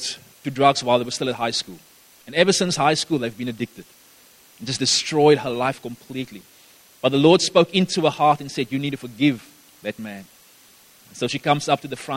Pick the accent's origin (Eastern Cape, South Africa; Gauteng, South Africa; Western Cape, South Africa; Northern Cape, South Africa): Northern Cape, South Africa; Gaddis; now in Somerset West, South Africa; That's where I grew up for a few years. I lived in Gaddis